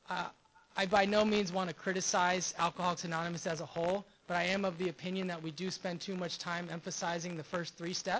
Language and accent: English; Los Angeles, California, United States; I do come from West L.A. I'm from Rancho Park. I went to Palms Middle School, Hamilton High School, Culver City area